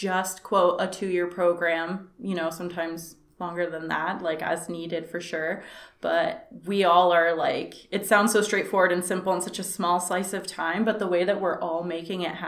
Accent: New Smyrna Beach, Florida, United States; now in Fort Pierce, United States; I'm Florida born and raised, so I came here from New Smyrna Beach, and now I live in Fort Pierce, Florida

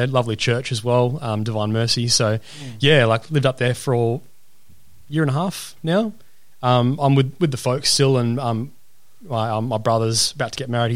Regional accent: Perth, Western Australia, Australia; also born or lived in Hong Kong; Born and raised in Perth.

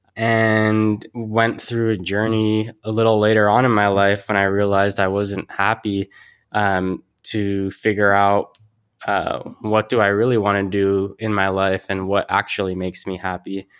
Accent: Mountain View, California, United States; now in San Francisco, United States; I grew up here in Silicon Valley. Uh, grew up in Mountain View and currently in San Francisco.

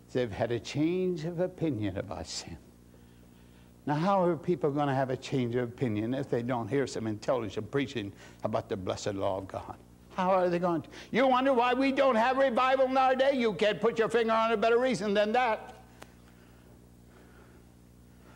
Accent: Indiana, United States; moved away; my hometown, Indiana

